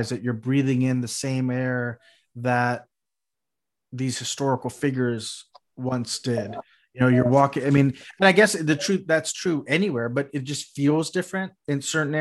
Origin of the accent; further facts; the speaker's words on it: South Texas, United States; now in California, United States; I grew up in South Texas, which is just a drive along the coastline away.